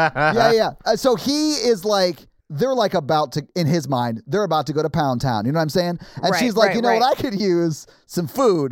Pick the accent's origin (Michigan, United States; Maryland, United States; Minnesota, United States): Maryland, United States; now in Nashville, United States; I grew up on Popeyes in Maryland.